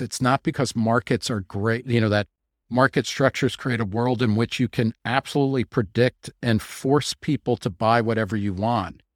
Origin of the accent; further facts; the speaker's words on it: New Jersey, United States; I grew up in New Jersey